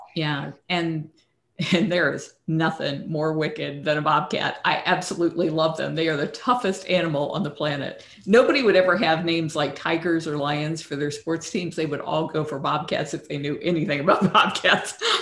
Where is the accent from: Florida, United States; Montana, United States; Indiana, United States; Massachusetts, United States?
Florida, United States; Tampa; also born or lived in Lackland Air Force Base, Texas; we came back to Tampa after